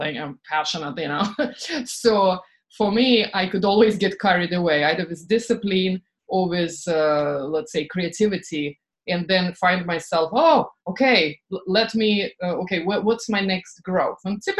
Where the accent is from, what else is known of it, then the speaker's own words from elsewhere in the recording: Estonia; English is a second language; moved away; also born or lived in England / France / Boston; I lived in, you know, I'm from Estonia, actually I'm Russian from Estonia. I lived in England, France.